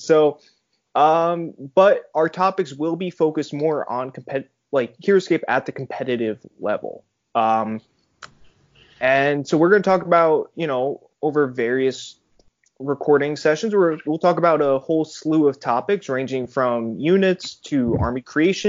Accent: Connecticut, United States; I'm from Connecticut, of course.

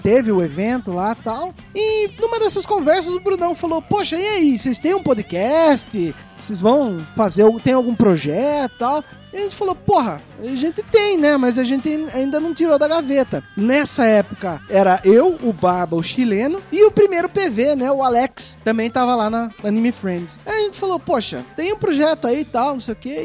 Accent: Brazil; a gente é brasileiro

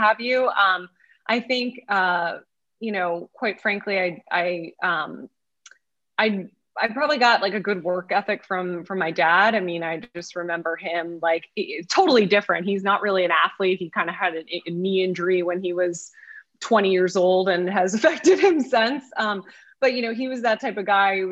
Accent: outside of Philadelphia, Pennsylvania, United States; I grew up outside of Philadelphia

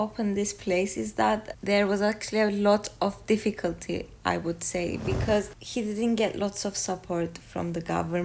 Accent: Kyrenia, Kyrenia District, Cyprus; I was born in Kerinya, 1994. I'm a lawyer. We live in Kerinya

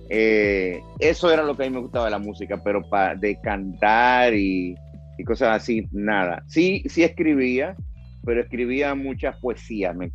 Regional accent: Santo Domingo, Distrito Nacional, Dominican Republic; Sí, nací en Santo Domingo

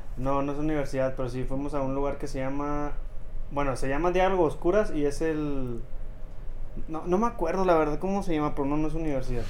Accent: Celaya, Guanajuato, Mexico; Soy oriundo de Celaya, Guanajuato

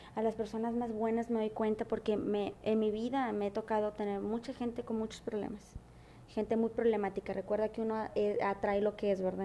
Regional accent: Mexico; also born or lived in Monterrey; si yo soy mexicana

